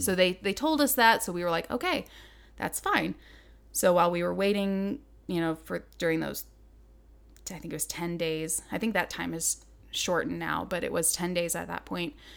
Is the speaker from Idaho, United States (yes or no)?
yes; Southern Idaho, United States; moved away as an adult; now in Montana, United States; I grew up in Southern Idaho